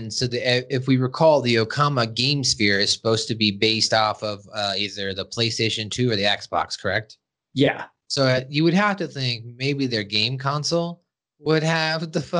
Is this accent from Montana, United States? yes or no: yes; Montana, United States; Actually, once I told them I was from Montana, they liked that because they knew that I wasn't just some fucking weirdo.